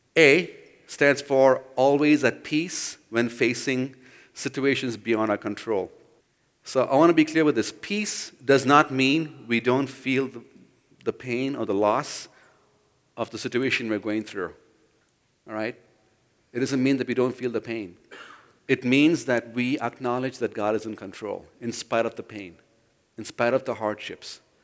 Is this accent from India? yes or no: yes; India; moved away; I grew up in India